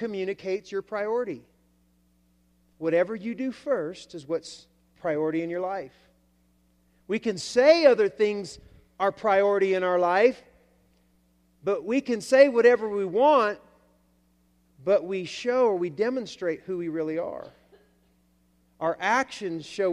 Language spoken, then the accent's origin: English; Alabama, United States; I come from the South, Alabama.